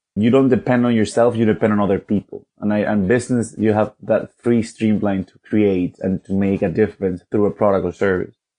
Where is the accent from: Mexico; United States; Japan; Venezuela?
Venezuela; now in London, United Kingdom; from Venezuela. I currently live in London though